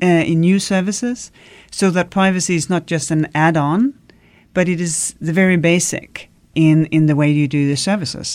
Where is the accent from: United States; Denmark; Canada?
Denmark; I come from Denmark